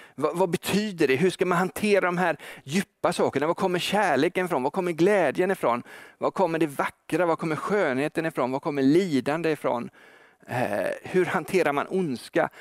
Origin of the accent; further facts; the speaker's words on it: Gothenburg, Västra Götaland, Sweden; som göteborgare